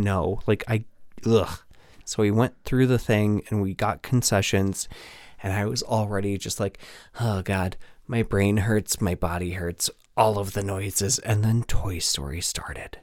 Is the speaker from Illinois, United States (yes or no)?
no; Nebraska, United States; moved away as an adult; now in Chicago, United States; I am a transplant from Nebraska